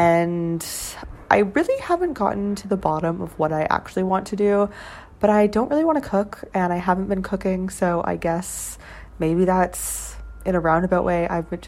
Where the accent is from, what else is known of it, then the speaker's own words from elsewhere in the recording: Canada; moved away as an adult; now in Shenzhen, China; I'm Canadian